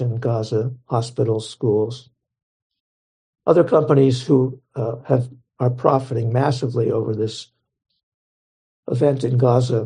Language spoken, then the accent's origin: English; Pittsburgh, Pennsylvania, United States; where I grew up in Pittsburgh